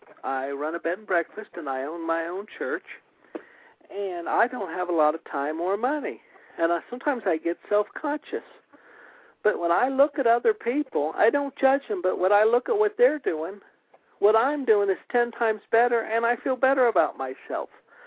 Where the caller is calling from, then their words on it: Springfield, United States; I'm calling from Springfield.